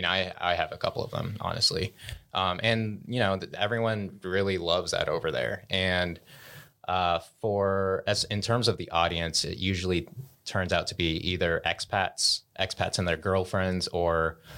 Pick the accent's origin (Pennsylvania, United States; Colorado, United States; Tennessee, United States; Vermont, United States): Colorado, United States; born there; So I am Cambodian American, meaning that both my parents are Cambodian, but I was actually born in Boulder County.